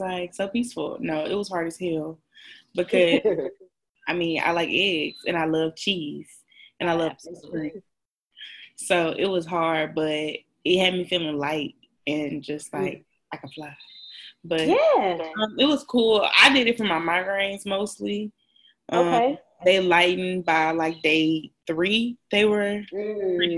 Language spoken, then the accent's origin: English; Memphis, Tennessee, United States; I'm from Memphis